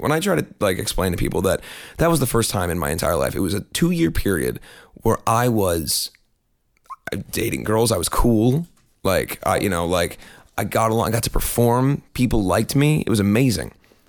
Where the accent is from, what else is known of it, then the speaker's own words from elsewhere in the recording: Midwest, United States; I'm from the Midwest. This is what I look like.